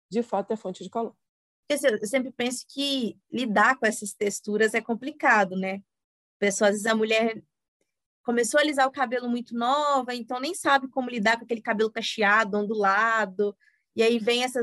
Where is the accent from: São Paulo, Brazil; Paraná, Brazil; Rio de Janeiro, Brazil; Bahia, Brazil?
Rio de Janeiro, Brazil; Guaratiba, no Rio de Janeiro.